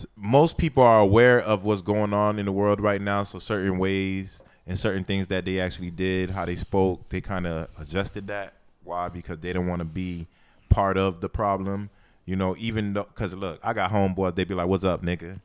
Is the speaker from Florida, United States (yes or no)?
yes; Miami, Florida, United States; we grew up in Miami